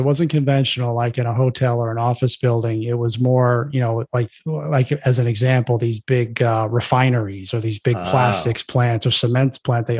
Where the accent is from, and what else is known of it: Florida, United States; born or raised there; moved away as an adult; also born or lived in Brooklyn, New York / New Jersey; now in Chicago, United States